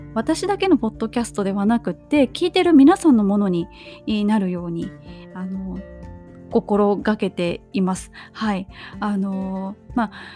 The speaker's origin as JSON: {"language": "Japanese", "country": "Japan", "tie": "born or raised there", "said": "地震の多い国で生まれ育った私"}